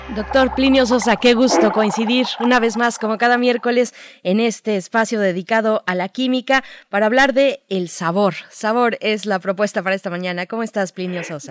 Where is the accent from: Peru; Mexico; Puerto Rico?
Mexico; siendo mexicanos